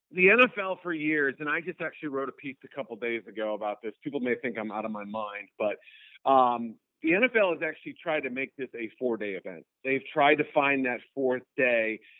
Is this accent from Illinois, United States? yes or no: yes; Chicago, Illinois, United States; Yeah, I mean, I'm I'm based in Chicago, so I had seen the you know my hometown uh, host the draft the previous two years